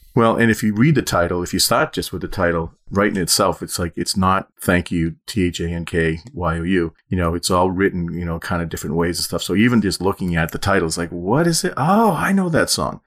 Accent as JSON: {"language": "English", "town": "Methuen", "region": "Massachusetts", "country": "United States", "tie": "born or raised there", "said": "when I grew up in Methuen, Hampton Beach was about forty minutes away."}